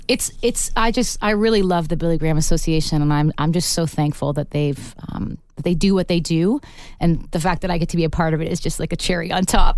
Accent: Canada; as a Canadian artist

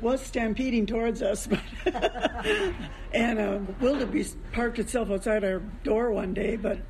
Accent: Marshfield, Wisconsin, United States; Marshfield, Wisconsin.

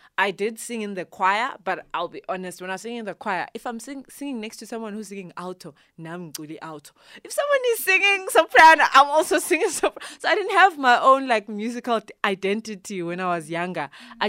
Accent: Zimbabwe; I'm originally from Zimbabwe. I was born there, mm-hmm. grew up there

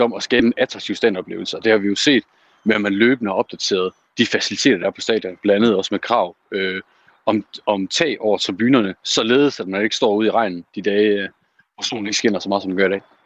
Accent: Aalborg, North Denmark Region, Denmark; min hjemby i Aalborg

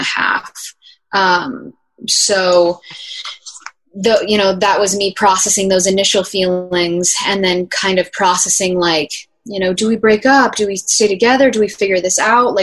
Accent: New Jersey, United States; we ended up filming the music video in my hometown in Jersey

